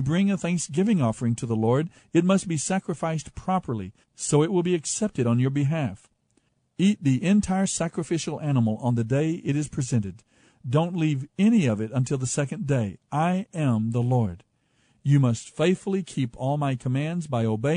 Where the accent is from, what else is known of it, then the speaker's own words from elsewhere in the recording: United States; as American people